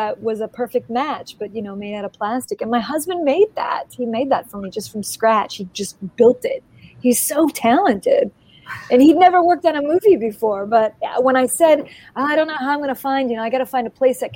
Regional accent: East Coast, United States; also born or lived in Los Angeles, California; now in Maine, United States; I grew up actually on the East Coast

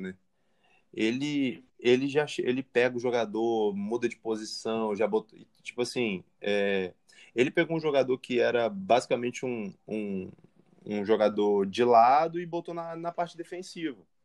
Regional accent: Espírito Santo, Brazil; eu como capixaba

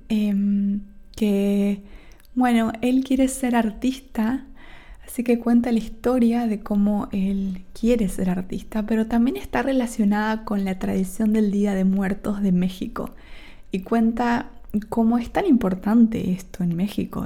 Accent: Argentina; Yo soy de Argentina, tengo un acento

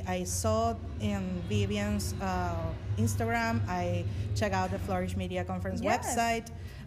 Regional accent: Venezuela; English is a second language; moved away; Because I'm original from Venezuela

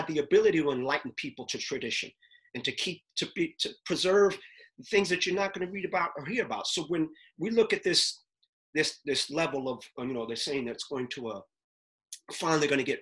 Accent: New York City, New York, United States; I'm from Uptown

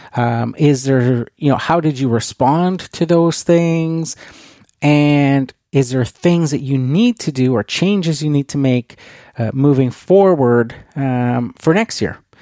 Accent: Canada; being Canadian

